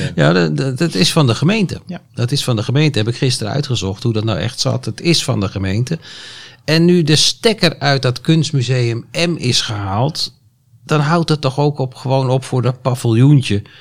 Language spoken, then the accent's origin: Dutch; Deventer, Overijssel, Netherlands; now in Almere, Netherlands; Mijn geboorteplaats Deventer